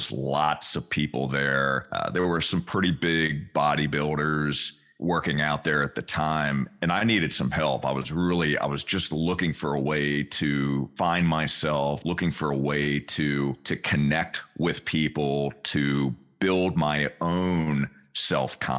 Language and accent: English; Richmond, Virginia, United States; I grew up in Richmond, Virginia, central part of the state